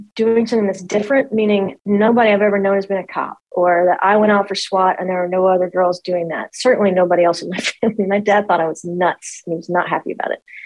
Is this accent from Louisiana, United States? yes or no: yes; Monroe, Louisiana, United States; also born or lived in Jonesboro, Louisiana; I was born in Monroe, Louisiana. Um, and that's North Louisiana